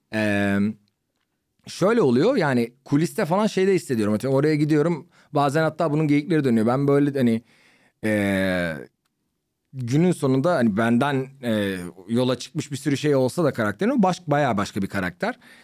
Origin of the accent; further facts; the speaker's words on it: Ankara, Turkey; now in Istanbul, Turkey; ben Ankaralıyım